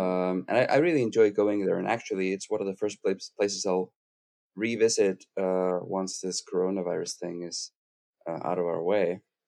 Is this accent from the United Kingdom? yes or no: no; Iceland; English is a second language; moved away as an adult; also born or lived in Aarhus, Denmark; this stupid country of mine because, you know, we had the banking crisis in 2008 with the total collapse of the Icelandic economy. And so in 2009, I discovered the marvel that is Aarhus in Denmark